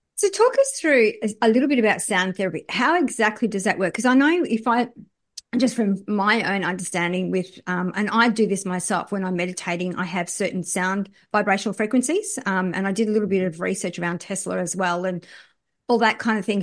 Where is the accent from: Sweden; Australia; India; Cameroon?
Australia; I'm from Australia